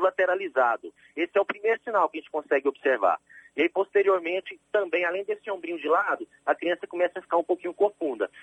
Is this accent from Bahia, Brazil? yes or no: no; Campina Verde, Minas Gerais, Brazil; moved away as an adult; also born or lived in Rio de Janeiro; now in Salvador, Brazil; eu sou natural do Triângulo Mineiro, lá de Minas Gerais, uma cidade que se chama Campina Verde